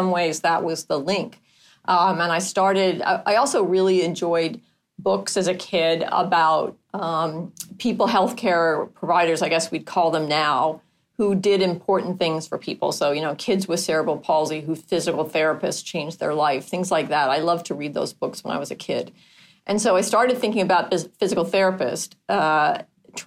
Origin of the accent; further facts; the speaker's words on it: Palo Alto, California, United States; moved away as an adult; also born or lived in Seattle, Washington / New Haven, Connecticut / Boston, Massachusetts; now in East Coast, United States; So I actually was born in Palo Alto. Grew up mostly on the West Coast